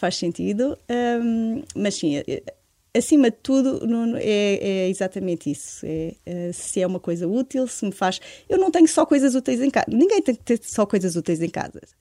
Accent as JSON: {"language": "Portuguese", "region": "Alentejo", "country": "Portugal", "moved": "as an adult", "lives_now": "Lisbon, Portugal", "said": "vivo em Lisboa, mas sou alentejana. Eh, vim para Lisboa aos 26 anos"}